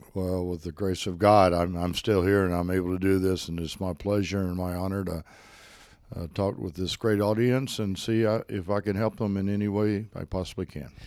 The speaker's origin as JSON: {"language": "English", "town": "Spartanburg", "region": "South Carolina", "country": "United States", "tie": "born or raised there", "also_born_or_lived": "Greenville, South Carolina", "said": "I cr-, crawled over to Spartanburg area"}